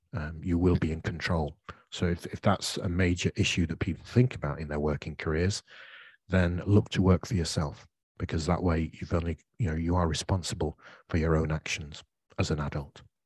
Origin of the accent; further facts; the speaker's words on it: United Kingdom; accent: British English; as a British English speaker